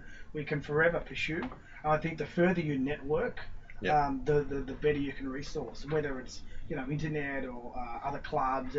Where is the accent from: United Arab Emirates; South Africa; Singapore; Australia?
Australia; Echuca, Victoria; also born or lived in Rochester / Bendigo; I was up in the country at the time, because I grew up in Echuca.